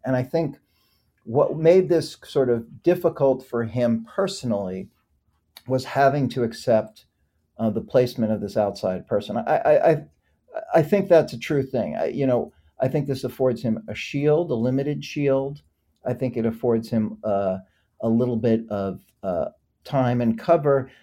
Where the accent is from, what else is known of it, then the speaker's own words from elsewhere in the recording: New York, United States; I'm from New York